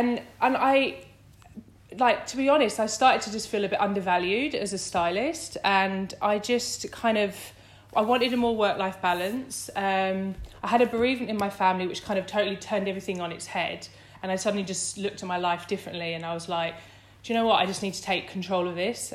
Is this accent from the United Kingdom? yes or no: yes; Essex, East of England, United Kingdom; moved away as an adult; now in London, United Kingdom; I grew up in Essex